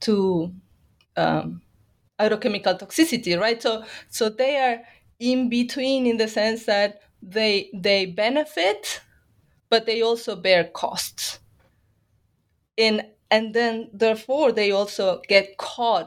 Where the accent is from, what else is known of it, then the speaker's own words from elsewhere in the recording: Bahía Blanca, Buenos Aires Province, Argentina; moved away as an adult; also born or lived in New York, United States; now in New Orleans, United States; I am from Argentina. I am from the Pampas, but I come from the city of Bahía Blanca.